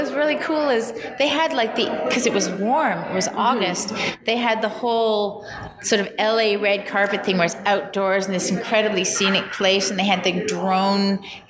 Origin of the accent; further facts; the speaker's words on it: Canada; as a Canadian artist.